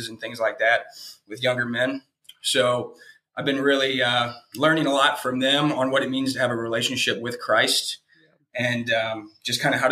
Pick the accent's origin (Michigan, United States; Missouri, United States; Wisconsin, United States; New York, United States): Missouri, United States; St. Louis; moved away as an adult; now in Columbus, United States; I'm from St. Louis, Missouri, actually, STL Mo. I've moved to Columbus, Ohio about 5 years ago in 2016.